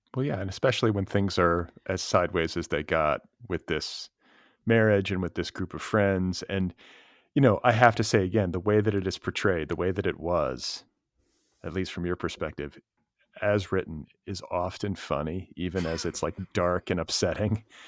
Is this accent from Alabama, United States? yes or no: no; Indiana, United States; I'm from Indiana